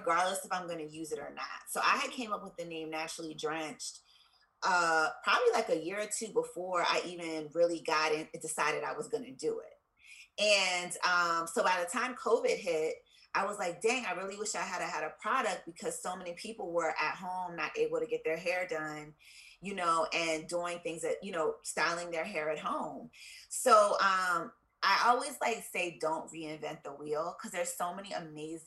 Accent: Columbia, Maryland, United States; also born or lived in Pennsylvania / Washington, D.C.; I am from Columbia, Maryland. I was born in Columbus, Ohio, but I moved from there when I was like 4, so I really have no memory of it. And I grew up in Maryland

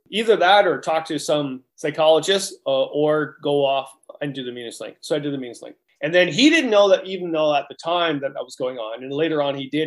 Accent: Canada; we're Canadian

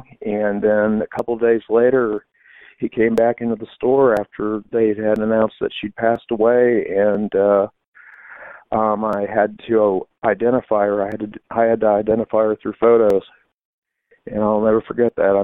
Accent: Fort Wayne, Indiana, United States; I grew up down there in that neighborhood and actually a little bit farther down and, you know, graduated from Southside High School

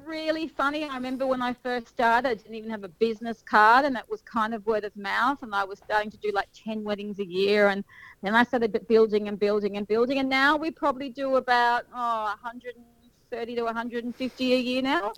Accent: Sydney, New South Wales, Australia; moved away as an adult; also born or lived in Kiama, New South Wales; now in Berry, Australia; originally, I, I grew up in Sydney.

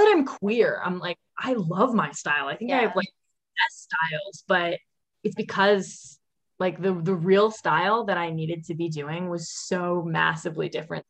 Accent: Annapolis, Maryland, United States; I'm from Annapolis, Maryland

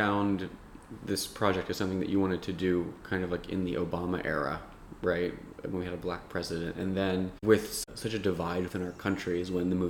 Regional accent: Cherry Hill, New Jersey, United States

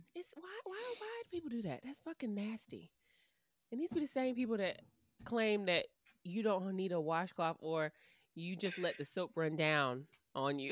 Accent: United States; we are American

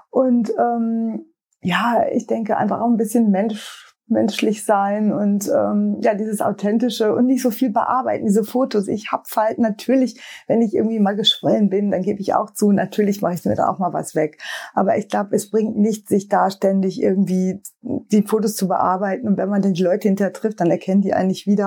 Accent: North Rhine-Westphalia, Germany; Ich komme ja aus dem Sauerland und da sind wir beiden schon immer nach Düsseldorf oder Dortmund damals gefahren

